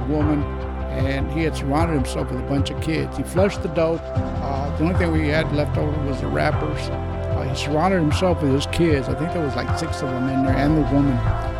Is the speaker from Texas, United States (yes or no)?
yes; Dallas, Texas, United States; I grew up here in Dallas, Texas.